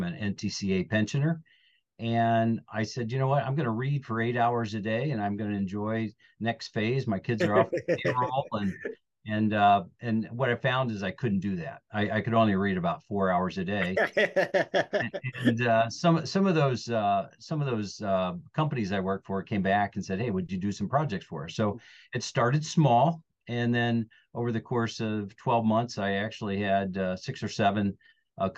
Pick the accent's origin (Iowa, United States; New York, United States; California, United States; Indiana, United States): Indiana, United States; northern; I am a born Hoosier, so I'm from Indiana. I'm originally from northern India, up by Chicago, about 45 minutes south of South Bend or Notre Dame